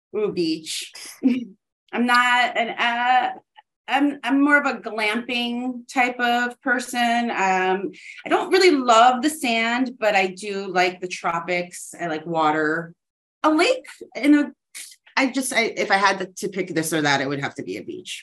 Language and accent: English; New Jersey, United States; moved away as an adult; also born or lived in Chicago; now in South Florida, United States; I'm from New Jersey